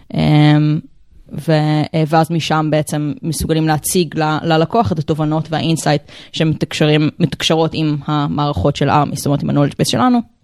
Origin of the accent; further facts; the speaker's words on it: Rehovot, Central District, Israel; now in Tel Aviv, Israel; אני בת 32 אה, מתל אביב, במקור מרחובות